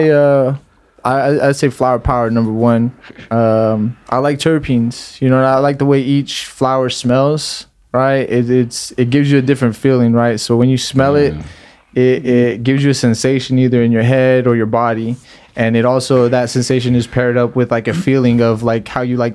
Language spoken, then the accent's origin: English; Salinas, California, United States; We're from Salinas.